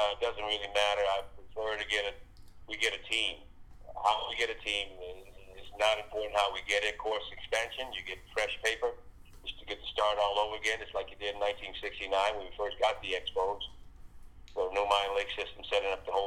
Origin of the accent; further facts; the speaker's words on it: Miami, Florida, United States; We kind of grew up the same in Miami down here